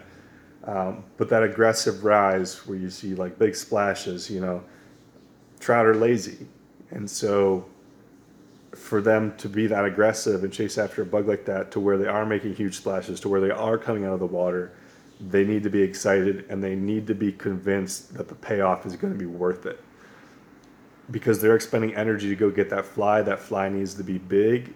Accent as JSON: {"language": "English", "region": "Western New York", "country": "United States", "tie": "born or raised there", "also_born_or_lived": "Pennsylvania / Colorado / Montana", "moved": "yes", "said": "growing up in Western New York"}